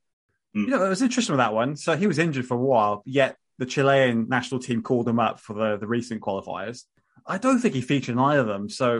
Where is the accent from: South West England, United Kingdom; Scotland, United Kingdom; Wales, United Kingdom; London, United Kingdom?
Wales, United Kingdom; we're both Welsh speakers